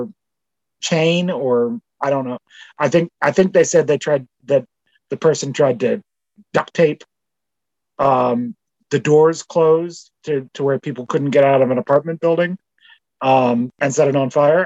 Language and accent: English; Canada